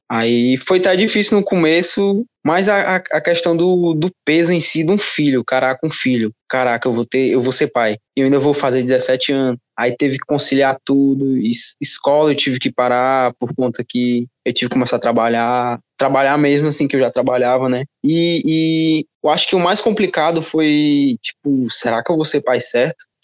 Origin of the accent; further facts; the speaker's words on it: Fortaleza, Ceará, Brazil; Boa noite … né, tu não conhece, sou aqui de, de Fortaleza, eu fui pai para 16 para 17 anos ali